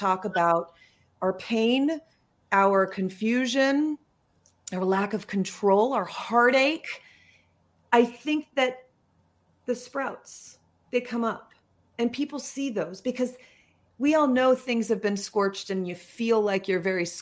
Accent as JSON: {"language": "English", "town": "Yorba Linda", "region": "California", "country": "United States", "tie": "born or raised there", "said": "I'm from Southern California. Mm-hmm. And so I grew up in Yorba Linda"}